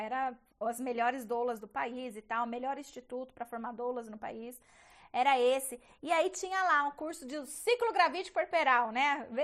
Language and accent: Portuguese; Bauru, São Paulo, Brazil; eu sou de uma cidade do interior de São Paulo, chama Bauru a minha cidade.